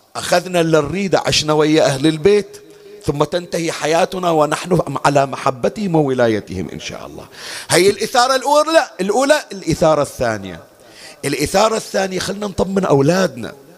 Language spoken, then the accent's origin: Arabic; Bahrain; بالمحرق عندنا بالبحرين